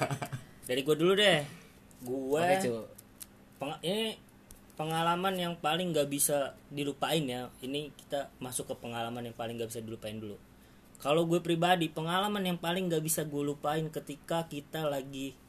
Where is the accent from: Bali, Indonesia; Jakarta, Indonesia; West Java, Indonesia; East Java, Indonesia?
Jakarta, Indonesia; now in Yogyakarta, Indonesia; gue sekarang kerja di Jogja karena gue lahir di Jakarta dan besar di Jakarta